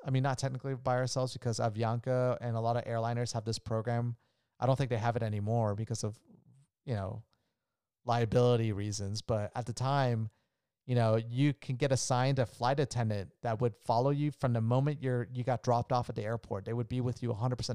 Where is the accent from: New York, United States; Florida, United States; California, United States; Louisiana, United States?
Florida, United States; Orlando; also born or lived in Colombia; I was born in Orlando, Florida